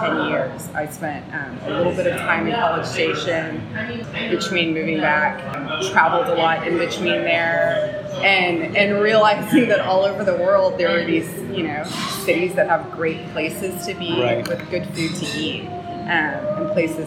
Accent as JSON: {"language": "English", "town": "Corpus Christi", "region": "Texas", "country": "United States", "tie": "born or raised there", "also_born_or_lived": "Dallas", "said": "I am originally from Corpus, born and raised, as they say"}